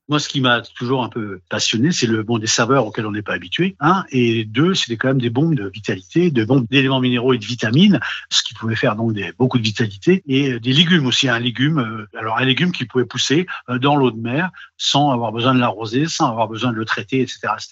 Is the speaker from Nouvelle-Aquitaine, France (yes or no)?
no; Brittany, France; je suis breton